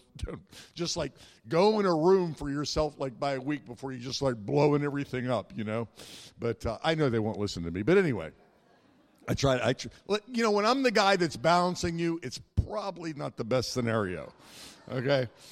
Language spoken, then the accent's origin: English; Pittsburgh, Pennsylvania, United States; I hail from Pittsburgh, Pennsylvania, the suburbs there